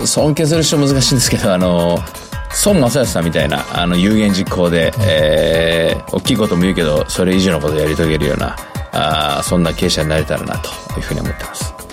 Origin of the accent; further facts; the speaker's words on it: Tokyo, Japan; 東京都の文京区